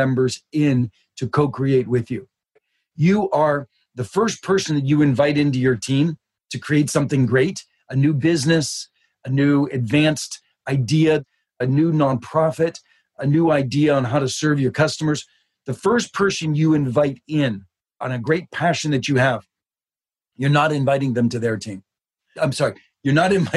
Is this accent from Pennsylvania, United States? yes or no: yes; Pittsburgh, Pennsylvania, United States; When I was just a kid, I grew up in Pittsburgh